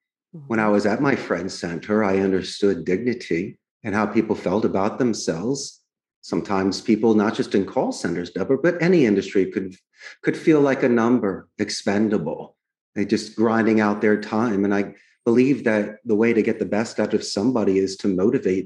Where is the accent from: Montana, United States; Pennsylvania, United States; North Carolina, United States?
Pennsylvania, United States; Philadelphia; moved away as an adult; now in Costa Rica; I grew up in Northeast Philadelphia.